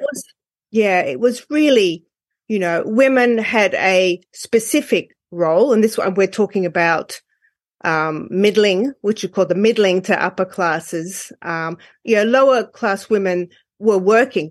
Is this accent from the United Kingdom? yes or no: no; Australia; I'm from Australia